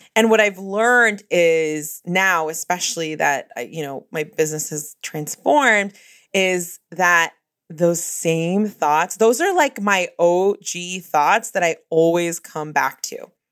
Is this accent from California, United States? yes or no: yes; Bay Area, California, United States; I'm from the Bay Area